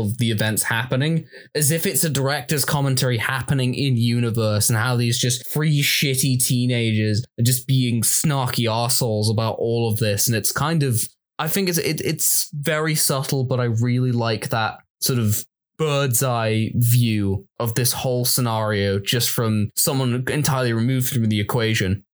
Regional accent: Manchester, North West England, United Kingdom; I'm from Manchester.

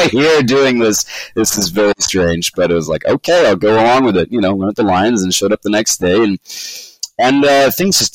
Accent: Vancouver, British Columbia, Canada; also born or lived in London, United Kingdom / Los Angeles, United States; I was born in London in the early 90s, and then my folks emigrated to Canada I think 93 or something like that, 92, 93. And so I was raised primarily here in Vancouver

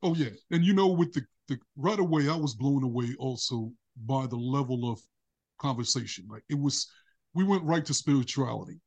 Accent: New York City, New York, United States; moved away as an adult; now in California, United States; when I was a kid growing up in Brooklyn, I was surrounded by broken relationships

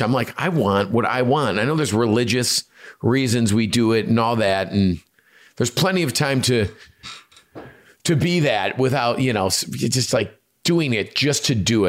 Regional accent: Chicago, Illinois, United States; us being Chicagoans, Italian

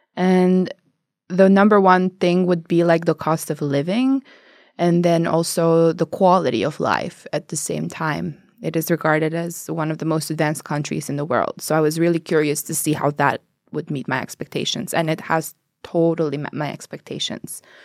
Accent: Albania; moved away as an adult; now in Norway; I come from Albania

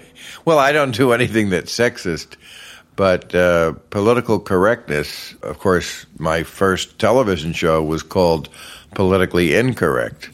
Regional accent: New Jersey, United States; also born or lived in New York City; I grew up across the river in New Jersey.

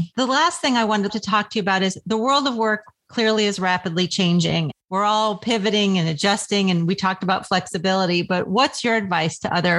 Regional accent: Westport, Connecticut, United States; I am from Westport, Connecticut

